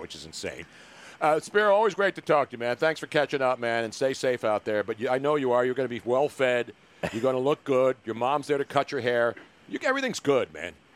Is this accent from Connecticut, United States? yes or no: no; Philadelphia, Pennsylvania, United States; I'm a Philly guy